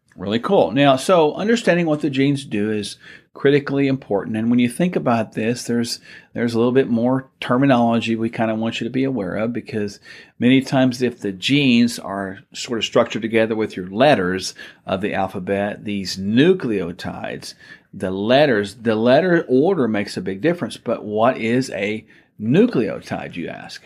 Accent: Oklahoma, United States; We're from Oklahoma

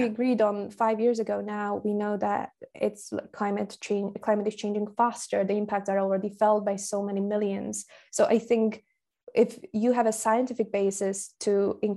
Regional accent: Slovakia; first language Slovak; English is a second language; moved away as an adult; also born or lived in Glasgow, United Kingdom; I'm from Slovakia. My mother tongue is spoken by around 6 million people

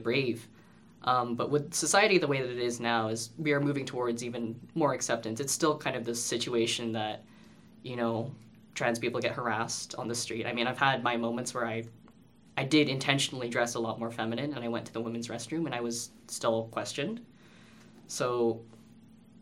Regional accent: Canada; first language English; growing up, I was born here in Canada, and my parents figured it was better for me to learn English rather than to learn Filipino

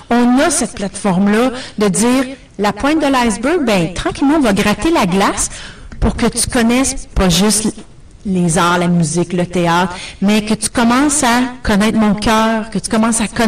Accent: Ontario, Canada; accent: Franco-Ontarian; now in Toronto, Canada; j'ai un accent franco-ontarien

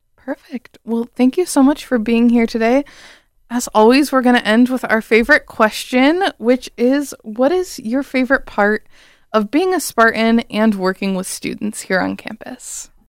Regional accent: Bowling Green, Ohio, United States; moved away as an adult; now in East Lansing, United States; I'm from Bowling Green, Ohio personally, so out of state

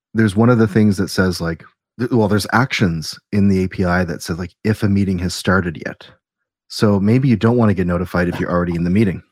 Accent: Canada; we're Canadian

